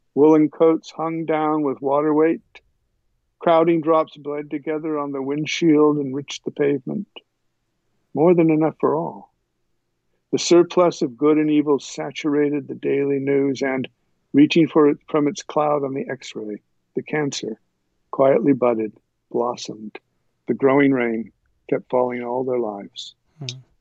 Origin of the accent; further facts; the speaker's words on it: eastern Kentucky, United States; moved away; I was born in Kentucky where my father served the church in eastern Kentucky